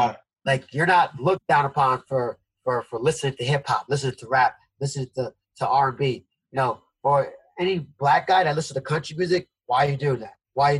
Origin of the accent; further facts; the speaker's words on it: Jamaica; born there; I didn't travel anywhere besides Jamaica, which I was born in Jamaica, so my family was there.